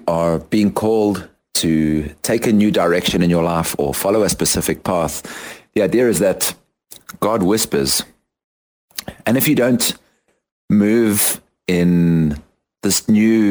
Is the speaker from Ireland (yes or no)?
no; South Africa; moved away as an adult; also born or lived in London, United Kingdom / United States; now in Guatemala; I am a South African currently living in Guatemala. And having completed my high school in South Africa